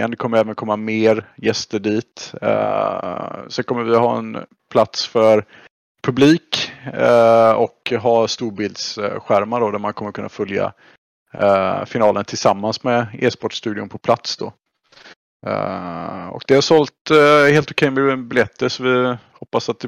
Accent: Sweden; som, som svensk är det ju lätt att, att trilla dit med CS.

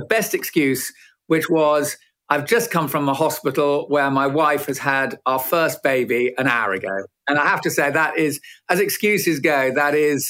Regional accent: River Thames, England, United Kingdom; also born or lived in Edinburgh; I grew up, if you know the book Wind in the Willows, in Mole's house on the River Thames. Couldn't have been a nicer spot.

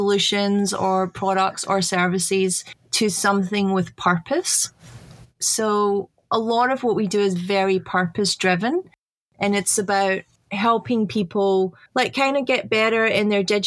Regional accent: Glasgow, Scotland, United Kingdom; now in Australia; I was born in Scotland. So I was born in Glasgow

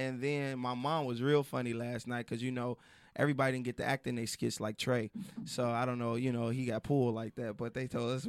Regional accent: Chicago, Illinois, United States; I'm from Chicago.

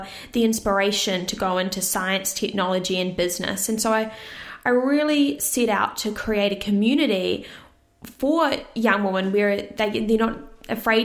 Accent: Orewa, Auckland, New Zealand; also born or lived in Cyprus; I live in Orewa, but I've actually originally moved from Cyprus, where I was born as a baby, and moved to New Zealand when I was young

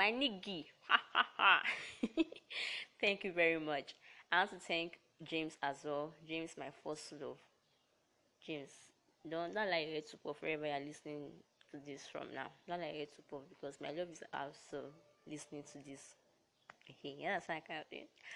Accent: Delta, Nigeria; I hail from Delta State

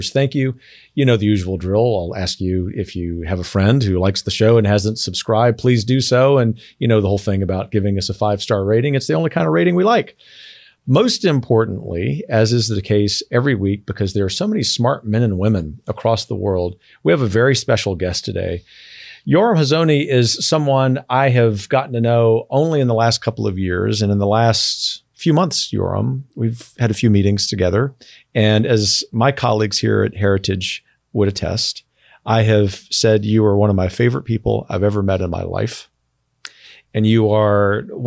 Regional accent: the South, United States; I'm a Southerner

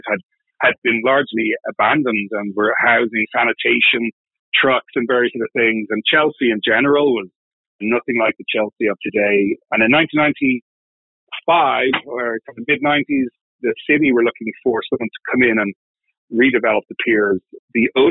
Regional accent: Dublin, Leinster, Ireland; moved away as an adult; also born or lived in Switzerland / United Kingdom; now in New York, United States; I'm not native to New York. I grew up in Dublin in Ireland

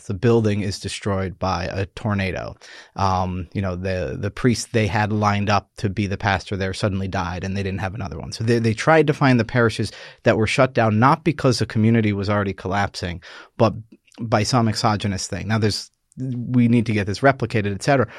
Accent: New York, United States; I'm this Irish Catholic from New York

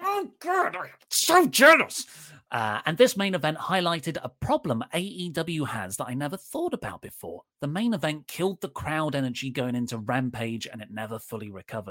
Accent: Chicago, Illinois, United States; I'm from Chicago. I love Punk, but this was the right call.

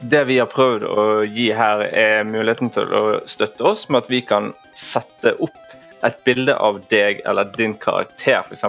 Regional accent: Bergen, Vestland, Norway; moved away as an adult; jeg er født og oppvokst i Bergen.

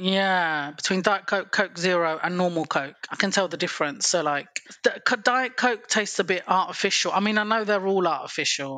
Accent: England, United Kingdom; I'm from England.

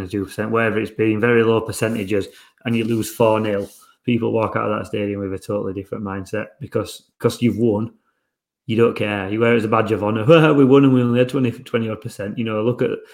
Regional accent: England, United Kingdom; as English people

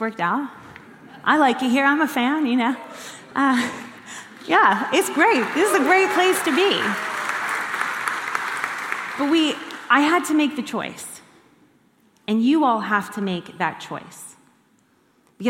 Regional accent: United States; moved away as an adult; I'm an American citizen

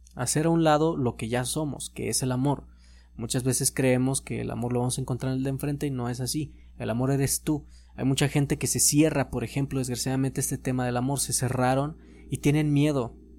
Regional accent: Mexico; como mexicanos

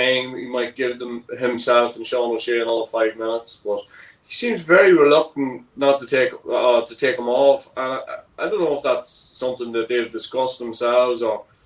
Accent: Armagh, Northern Ireland, United Kingdom; I'm from Armagh

